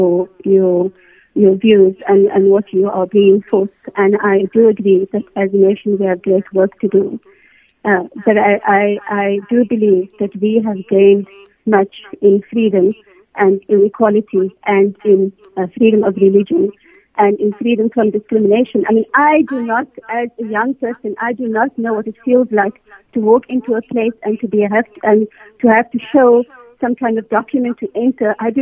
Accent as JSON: {"language": "English", "country": "South Africa", "said": "I am proud South African"}